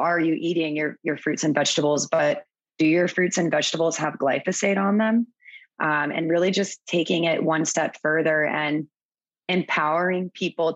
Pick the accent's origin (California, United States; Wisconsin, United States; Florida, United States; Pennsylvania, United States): Florida, United States; moved away as an adult; also born or lived in Virgin Islands; now in Cayman Islands; I'm originally from Florida, but I moved to the Caribbean a little over eight years ago after I graduated from college.